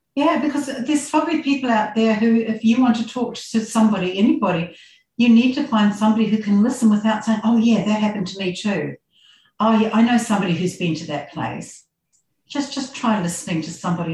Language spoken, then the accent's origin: English; New Zealand; moved away as an adult; also born or lived in Christchurch, New Zealand; now in Australia; i grew up in very small village in new zealand it was dairy country so on a farm